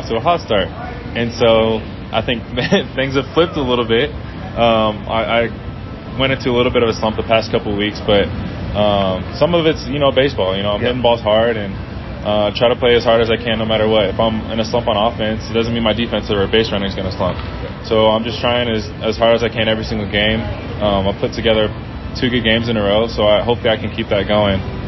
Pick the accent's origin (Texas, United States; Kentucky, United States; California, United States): California, United States; San Diego; I'm from San Diego